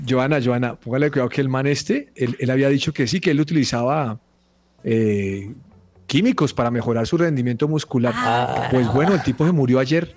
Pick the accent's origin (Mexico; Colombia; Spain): Colombia